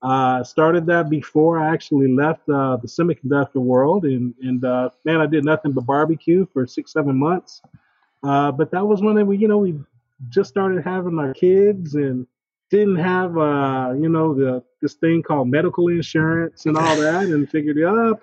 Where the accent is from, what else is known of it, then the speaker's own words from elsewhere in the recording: Killeen, Texas, United States; now in Austin, United States; after I moved to Austin, I grew up in Killeen, you know, I was an Army brat.